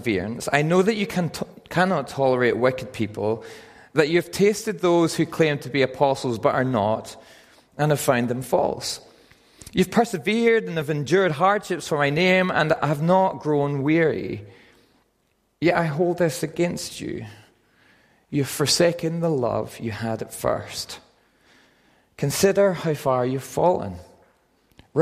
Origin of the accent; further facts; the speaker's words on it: Northern Ireland, United Kingdom; moved away as an adult; also born or lived in Aberdeen, Scotland; I'm from Northern Ireland, and I moved when I was 18 to Aberdeen to study physiotherapy